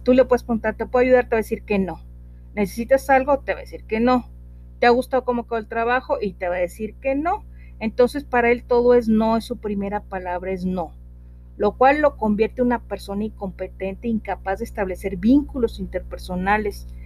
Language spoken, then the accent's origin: Spanish; northern Mexico, Mexico; acá en mi tierra, eh, una palabra para decirle a los niños es lepe, eh, estoy hablando al norte del país